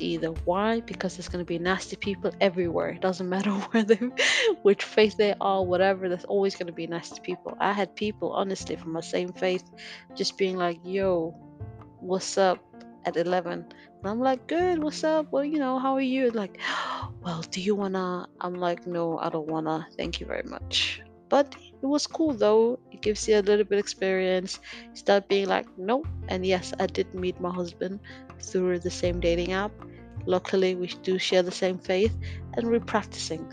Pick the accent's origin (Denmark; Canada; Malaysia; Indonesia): Denmark; I'm gonna spoil where I'm from. I grew up in Denmark